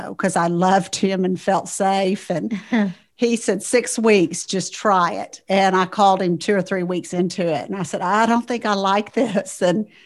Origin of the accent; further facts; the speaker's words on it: Odessa, Texas, United States; accent: country sounding; I was born in Odessa, Texas